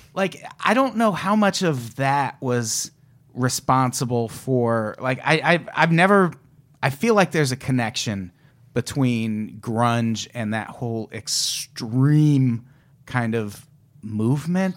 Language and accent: English; Midwest, United States; I grew up in the Midwest